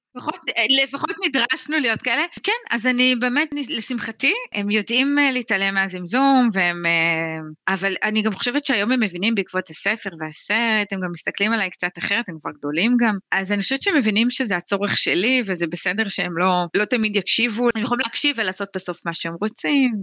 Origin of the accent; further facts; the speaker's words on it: Sarid, Northern District, Israel; אני גדלתי בקבוצת פשוש בקיבוץ שריד